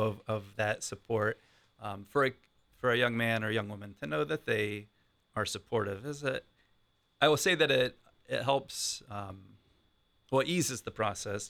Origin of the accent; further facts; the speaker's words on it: Columbus, Ohio, United States; I've been in Columbus most of my life